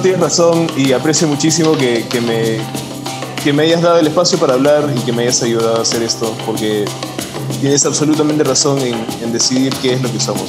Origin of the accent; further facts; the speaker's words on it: Peru; yo soy peruano